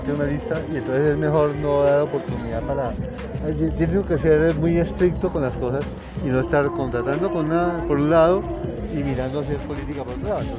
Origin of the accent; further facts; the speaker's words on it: Usaquén, Bogotá, Colombia; born there; yo nací aquí en Usaquén y soy de la familia de los descendientes del fundador de este pueblo.